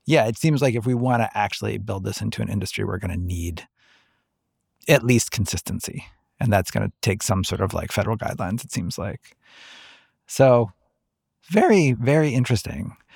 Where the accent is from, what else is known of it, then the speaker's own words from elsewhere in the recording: Ohio, United States; Ohio, my home state